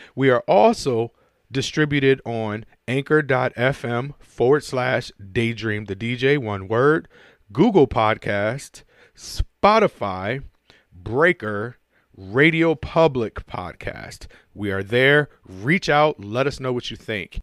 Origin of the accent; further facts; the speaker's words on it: Buffalo, New York, United States; my hometown, I wanna shout out, you know, Buffalo holding me down.